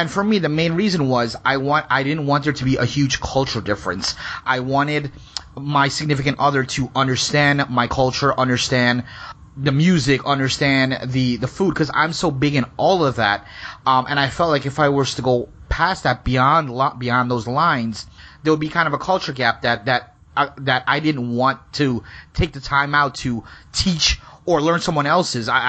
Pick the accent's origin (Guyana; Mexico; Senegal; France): Guyana; when you're growing up in Guyana, 60s, 70s, 80s, you grew up to like okay, you're, you're, we're not really supposed to get, like, Indians are not supposed to get along with blacks